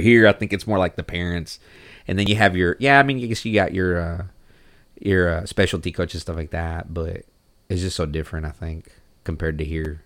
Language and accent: English; Mexico; now in Texas, United States; I actually wasn't born here. I was born in Mexico.